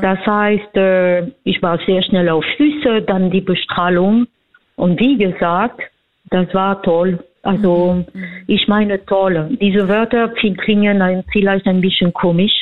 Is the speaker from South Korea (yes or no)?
no; France; German is a second language; also born or lived in Vienna, Austria; now in Germany; ich bin Französin, ich habe in Wien gelebt, ich habe in mehreren Ländern äh, gelebt und momentan lebe ich in Deutschland.